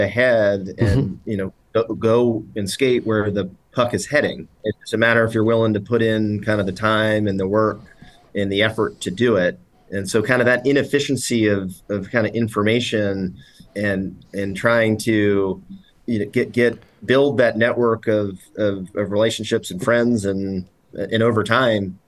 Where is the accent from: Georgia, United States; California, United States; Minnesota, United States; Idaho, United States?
Georgia, United States; Atlanta; moved away as an adult; also born or lived in Washington, D.C.; I grew up in Atlanta, which is a pretty heavy real estate town